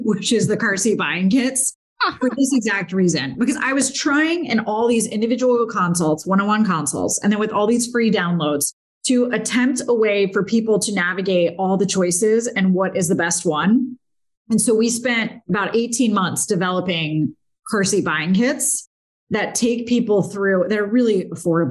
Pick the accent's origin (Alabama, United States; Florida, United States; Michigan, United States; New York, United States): Florida, United States; Naples; also born or lived in Pittsburgh, Pennsylvania / Notre Dame, Indiana; I was born in Pittsburgh, but lived there for a very short time and then was raised in Naples